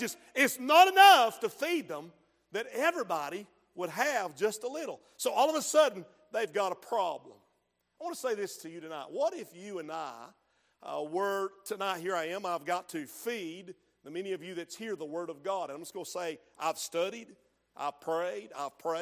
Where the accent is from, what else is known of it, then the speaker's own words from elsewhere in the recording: Henderson County, North Carolina, United States; now in Spruce Pine, United States; I grew up back in Henderson County many, many years ago.